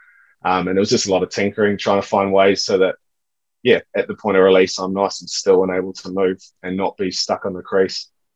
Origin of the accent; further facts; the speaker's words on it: Perth, Western Australia, Australia; growing up in Perth, at high school anyway, you get the bounce where you can stay on top of it and sit back and do what you're doing.